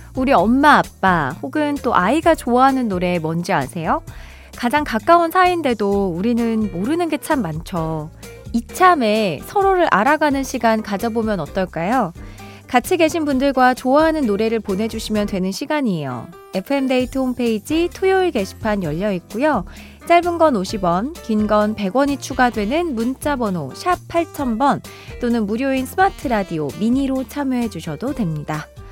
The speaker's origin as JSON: {"language": "Korean", "town": "Chungju", "region": "North Chungcheong", "country": "South Korea", "said": "제가 충주 사람인데"}